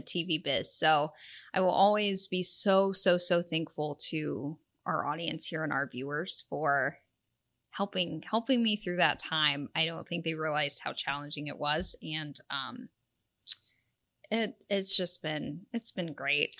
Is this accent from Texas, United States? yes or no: yes; Houston, Texas, United States; moved away as an adult; also born or lived in Lubbock, Texas / Mississippi / Abilene, Texas; now in San Antonio, United States; I grew up in the Houston area